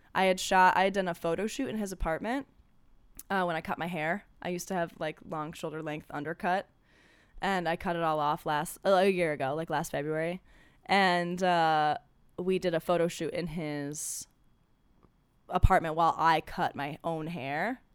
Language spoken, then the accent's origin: English; Ohio, United States; now in Los Angeles, United States; I'm from Ohio.